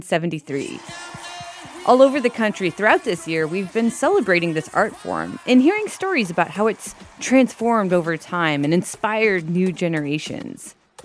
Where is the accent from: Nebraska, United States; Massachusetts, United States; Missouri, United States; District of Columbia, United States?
Missouri, United States; Kansas City; I grew up in Kansas City